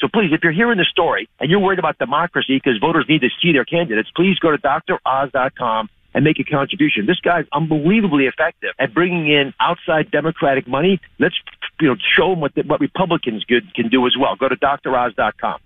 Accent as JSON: {"language": "English", "country": "United States", "tie": "born or raised there", "also_born_or_lived": "Pennsylvania", "moved": "yes", "said": "I'm proudly someone that grew up south of Philadelphia"}